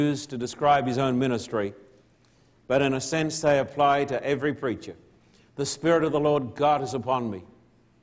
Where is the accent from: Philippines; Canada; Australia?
Australia; moved away; I'm an Australian